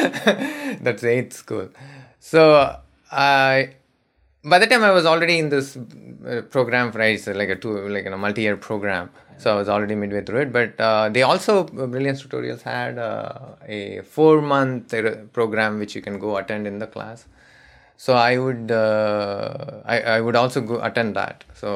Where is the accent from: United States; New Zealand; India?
India; Madurai, Tamil Nadu; also born or lived in Chennai; So I grew up in a small town called Madurai. I was born in Madurai. It's very famous. It's a very old city.